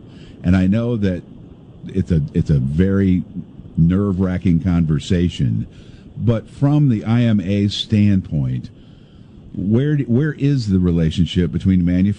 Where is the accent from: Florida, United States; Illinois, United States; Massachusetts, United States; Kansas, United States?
Illinois, United States; Pekin; I grew up in Pekin, Illinois, down the road from this radio station